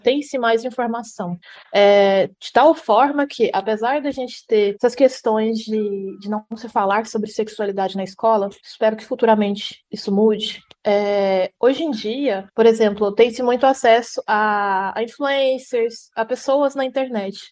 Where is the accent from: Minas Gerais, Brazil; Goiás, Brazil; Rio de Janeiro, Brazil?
Goiás, Brazil; Jataí; moved away as an adult; now in Blumenau, Brazil; sou de Goiás, sou de Jataí, cidade vizinha de onde a Carol tá. Morava em Jataí desde os 7 oito 8 anos de idade